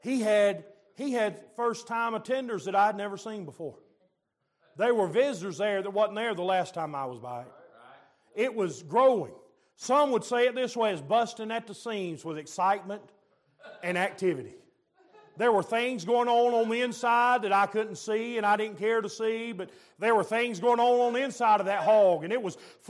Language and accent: English; Georgia, United States; I'm from Georgia, we do things a little bit different where I'm from